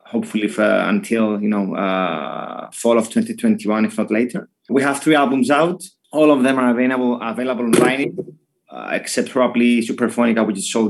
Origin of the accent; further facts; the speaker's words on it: Cyprus; we come from Cyprus